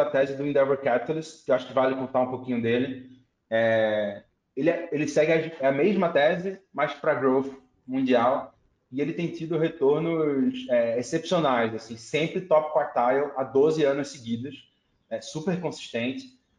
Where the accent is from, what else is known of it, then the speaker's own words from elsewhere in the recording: Recife, Pernambuco, Brazil; moved away; Eu vim de Recife, Pernambuco